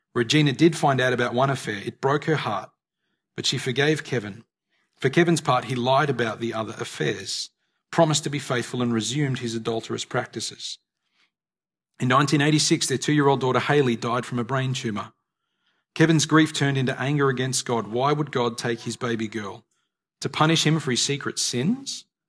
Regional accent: Australia; we are Australian citizens

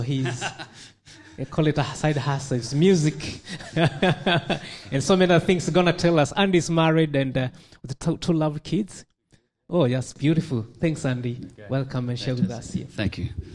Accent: New Zealand; now in Victoria, Australia; I'm a Kiwi

